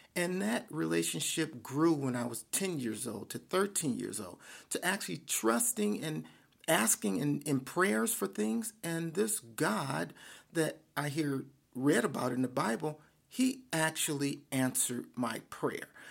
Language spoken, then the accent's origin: English; Detroit, Michigan, United States; I grew up in Detroit. I am a, a, a, a son of Detroit